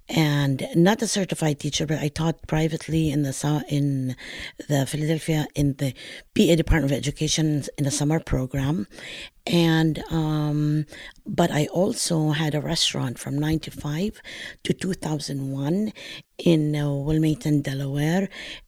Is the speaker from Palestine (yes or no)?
yes; Palestine; accent: Northern Palestinian; I pronounce it Molochia. Okay, and this is due to my regional accent of Northern Palestine.